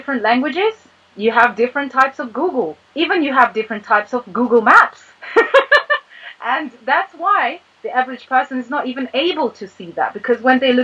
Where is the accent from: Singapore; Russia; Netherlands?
Russia; moved away as an adult; also born or lived in United States; now in United Kingdom; I was born and raised in Russia, then I lived here for 12 years